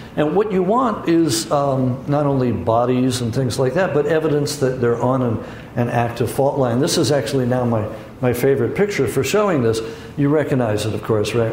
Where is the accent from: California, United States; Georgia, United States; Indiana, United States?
California, United States; San Francisco; I grew up in San Francisco, so I know earthquakes